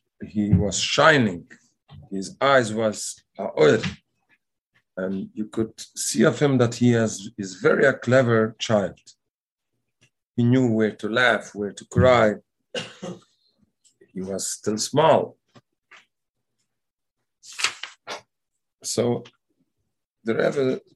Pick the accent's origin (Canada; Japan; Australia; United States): Canada; Montreal, Quebec; In Canada, I'm from Montreal.